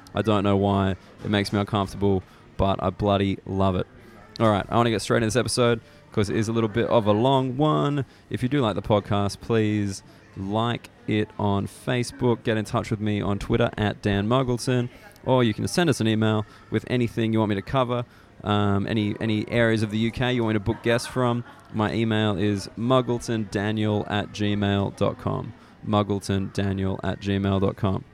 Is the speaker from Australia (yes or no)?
yes; Australia; now in United Kingdom; I'm Australian